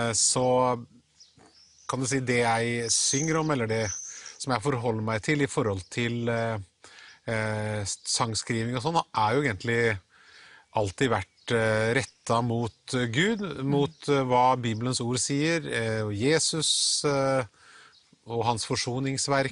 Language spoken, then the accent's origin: Norwegian; Halden, Østfold, Norway; pinsemenigheten i Halden, der jeg vokste opp